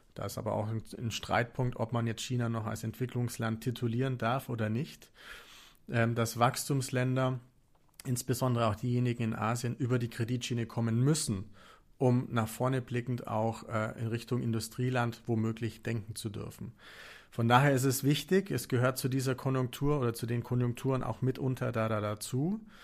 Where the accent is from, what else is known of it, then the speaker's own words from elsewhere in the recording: Augsburg, Bavaria, Germany; woher ich eigentlich komme. Ich komme aus Augsburg